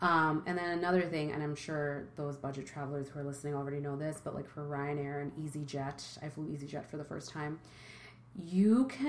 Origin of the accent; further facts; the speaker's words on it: New York, United States; As a New Yorker